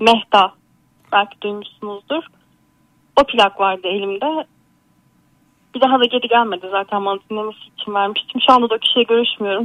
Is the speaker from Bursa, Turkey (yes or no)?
yes; Bursa, Turkey; 30 yaşındayım. Bursalıyım.